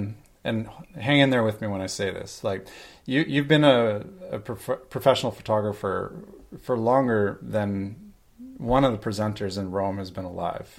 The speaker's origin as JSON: {"language": "English", "country": "Canada", "moved": "as an adult", "lives_now": "Sweden", "said": "I'm Canadian."}